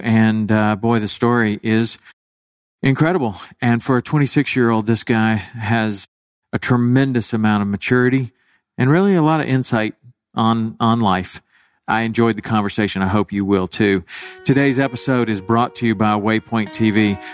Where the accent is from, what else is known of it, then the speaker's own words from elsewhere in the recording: Chattanooga, Tennessee, United States; growing up in Chattanooga, Tennessee